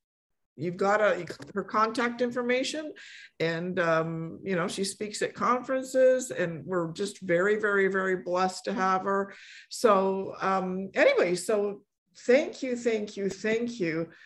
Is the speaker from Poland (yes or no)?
yes; Poland; born there; I was born in Poland, and I grew up in a Polish immigrant family.